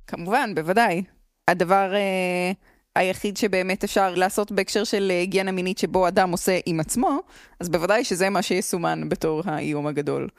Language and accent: Hebrew; Jerusalem, Jerusalem District, Israel; אני, אה, במקור מירושלים